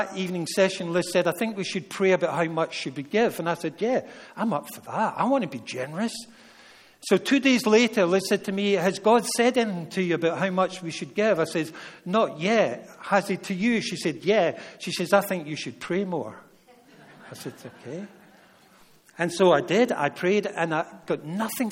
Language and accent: English; Scotland, United Kingdom; Being a Scotsman